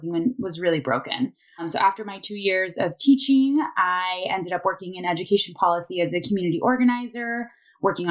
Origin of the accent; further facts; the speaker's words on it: Miami, Florida, United States; moved away as an adult; I am originally from Miami, grew up in a big Cuban family down there. Love my hometown so much